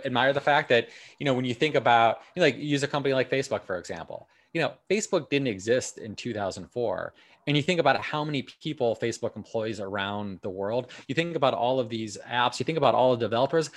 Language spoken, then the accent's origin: English; Milwaukee, Wisconsin, United States; also born or lived in Los Angeles; now in New York, United States; I grew up in Milwaukee. I lived in Los Angeles for about four years, and then I moved to New York